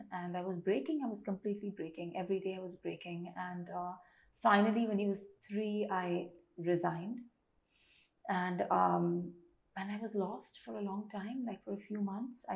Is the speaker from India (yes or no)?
yes; Tamil Nadu, India; I'm South Indian and Tamilian